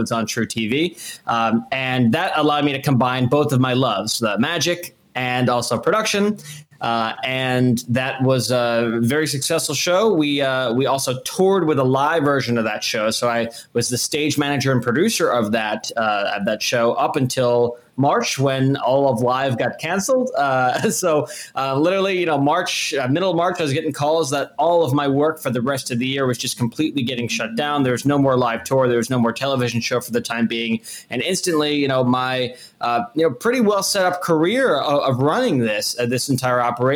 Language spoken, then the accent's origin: English; New Jersey, United States; moved away as an adult; also born or lived in Boston; I went to school up in Boston, and I grew up in New Jersey.